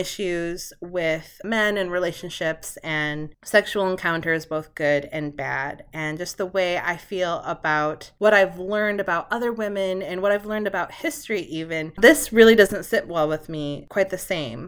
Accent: Michigan, United States; moved away; also born or lived in Vermont; I grew up in Michigan

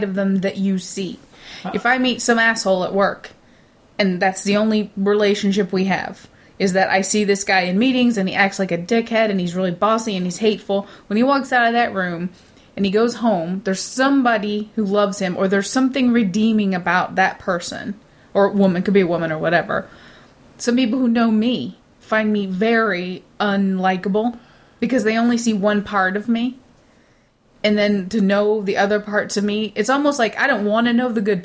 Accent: United States; I'm the American here

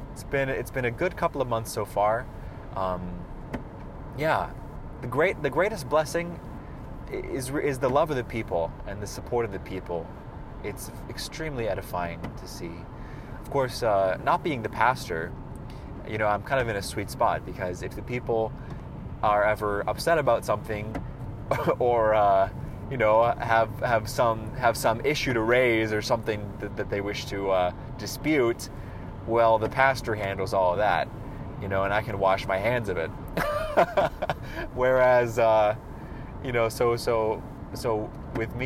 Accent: Roseburg, Oregon, United States; now in Eugene, United States; my hometown of Roseburg

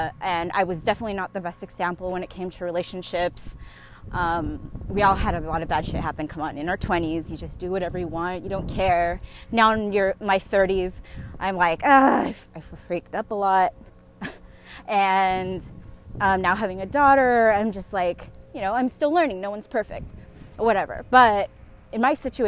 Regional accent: San Diego, California, United States; moved away as an adult; now in Bay Area, United States; I am podcasting with you guys right now in San Diego, my hometown

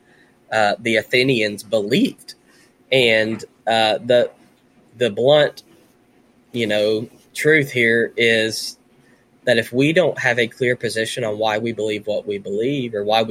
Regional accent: Conway, Arkansas, United States; also born or lived in Nashville, Tennessee; I was raised in Nashville for a little while and then in Central Arkansas.

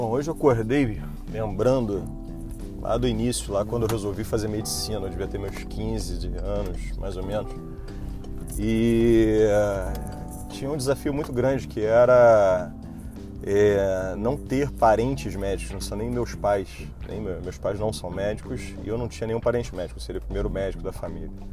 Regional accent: Niterói, Rio de Janeiro, Brazil; Eu fazia consultório em Niterói, que eu sou de Niterói e queria manter a minha portinha aberta aqui

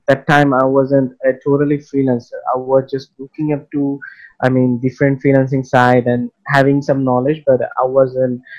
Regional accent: Bangladesh; I am a freelancer, and I am from Bangladesh.

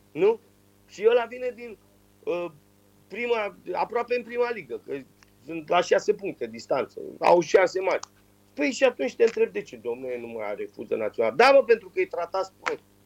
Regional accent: Romania; moved away; also born or lived in London, United Kingdom; sunt român

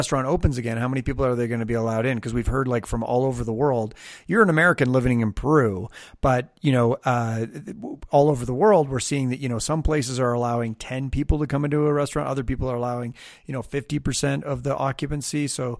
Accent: Canada; I'm Canadian, so we grew up with meters

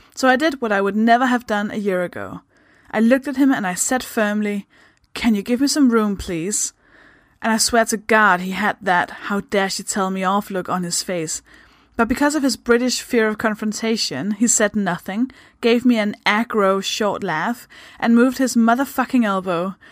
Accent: Denmark; English is a second language; moved away; I'm from Denmark. That should explain the accent.

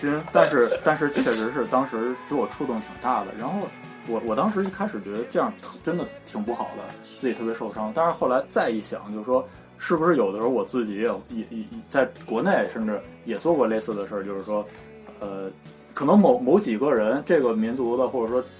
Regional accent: China; 帮你找儿子，但是你你一开始对我这么好，一听结果一听说我是中国人，

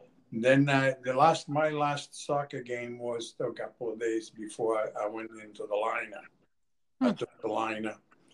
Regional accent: Catania, Sicily, Italy; now in Portland, United States; I was born in Catania, Italy.

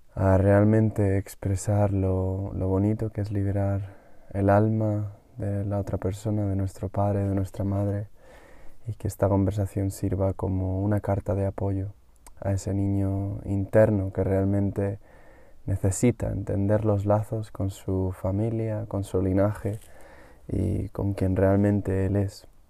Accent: Madrid, Community of Madrid, Spain; yo tuve la suerte de venir a mi pueblo al menos dos veces al año hasta que fui adolescente y eso me dio mucho contacto con la naturaleza, me dio mucho contacto con los animales, me permitió ver los dos mundos, el mundo de la capital en Madrid

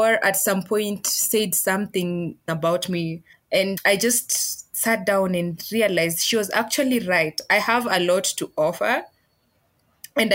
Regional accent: western Kenya, Vihiga County, Kenya; I come from the western side of Kenya. Yeah. I'm from Vihiga County

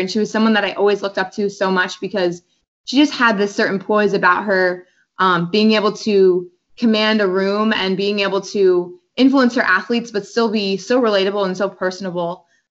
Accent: King of Prussia, Pennsylvania, United States; So I'm from King of Prussia, if you know the Philadelphia area.

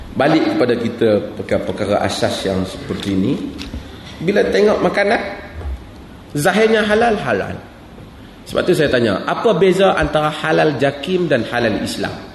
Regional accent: Malaysia; saya daripada Malaysia

